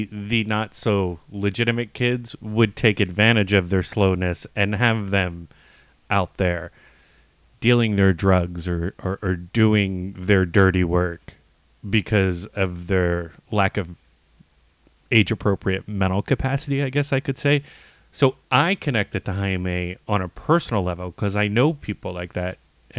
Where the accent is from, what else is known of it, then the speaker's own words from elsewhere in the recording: Long Beach, California, United States; I grew up basically around Long Beach Poly, which isn't the best of neighborhoods.